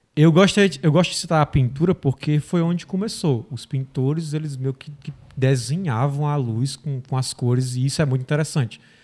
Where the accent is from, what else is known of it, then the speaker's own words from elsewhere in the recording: Tabuleiro do Norte, Ceará, Brazil; moved away; Vim do Ceará, uma cidadezinha do interior, Tabuleiro do Norte. Tem 30 mil habitantes